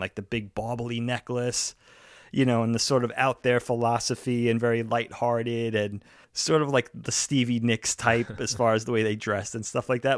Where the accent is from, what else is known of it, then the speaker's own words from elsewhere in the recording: Long Island, New York, United States; growing up on Long Island, high school was nine, ten, eleven, twelve